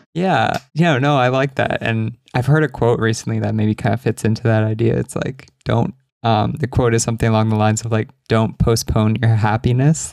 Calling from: Argentina; I'm calling from Argentina

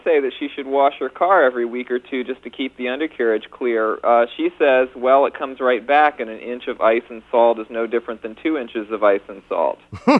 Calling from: Ithaca, New York, United States; I'm calling from Ithaca, New York.

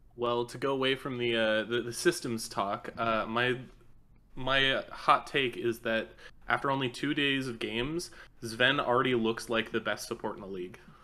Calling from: Austin, Texas, United States; I'm calling from Austin, Texas

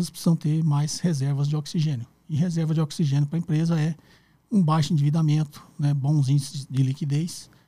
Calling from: Sorocaba, São Paulo, Brazil; sou aqui de Sorocaba.

